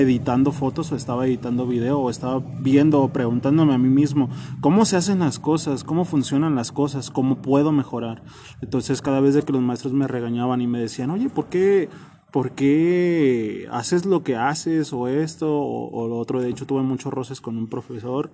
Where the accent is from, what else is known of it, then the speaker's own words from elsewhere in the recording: Zamora, Michoacán, Mexico; now in Guadalajara, Mexico; Soy de Zamora, Michoacán. Nací en Zamora, Michoacán